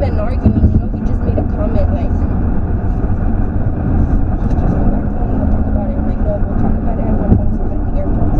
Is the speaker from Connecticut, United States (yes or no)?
no; Denver, Colorado, United States; Yeah, I'm from Denver. Came to visit.